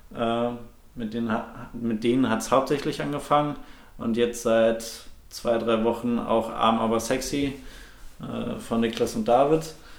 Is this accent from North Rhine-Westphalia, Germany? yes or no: yes; Bochum, North Rhine-Westphalia, Germany; also born or lived in Frankfurt; Ich bin in Frankfurt geboren, ähm, bin aber ja, relativ schnell mit ganz jungem Alter nach Bochum gekommen und dort auch komplett aufgewachsen